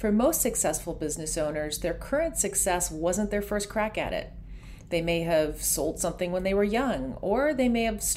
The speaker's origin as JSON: {"language": "English", "region": "Ontario", "country": "Canada", "tie": "born or raised there", "said": "There are a lot of lakes around where I grew up in Ontario."}